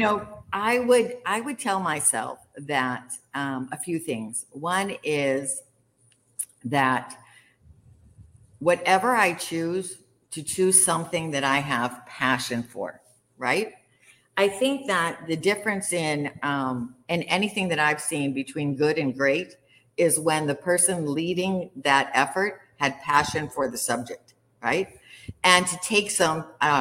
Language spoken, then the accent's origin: English; Kansas City, United States; growing up in Kansas City